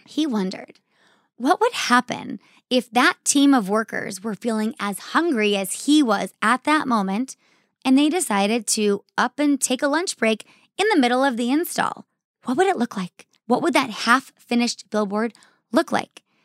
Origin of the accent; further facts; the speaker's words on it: Arizona, United States; I grew up here in Arizona.